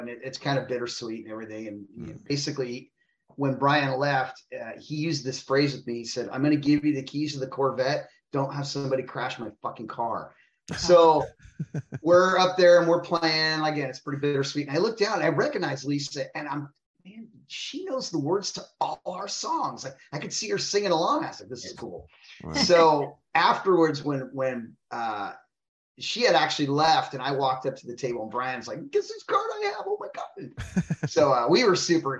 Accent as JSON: {"language": "English", "town": "San Francisco", "region": "California", "country": "United States", "said": "I'm from San Francisco"}